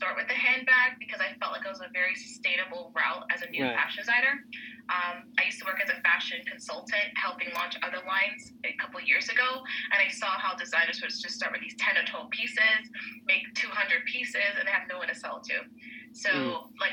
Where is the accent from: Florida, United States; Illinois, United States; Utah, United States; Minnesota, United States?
Florida, United States; Miami; now in New York City, United States; I'm actually from Miami originally